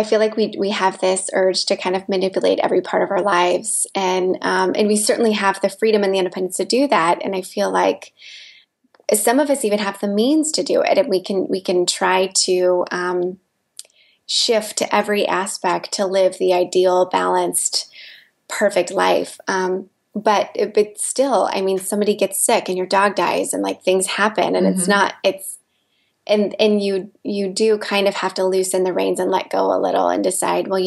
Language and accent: English; Midwest, United States; moved away as an adult; also born or lived in Los Angeles, United States; I grew up in the Midwest